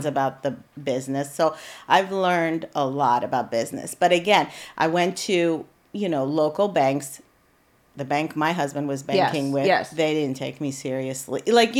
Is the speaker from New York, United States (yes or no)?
no; Ohio, United States; moved away as an adult; also born or lived in Iran / San Diego, United States / Japan; now in Central Pennsylvania, United States; I was from Ohio. I grew up like in Ohio area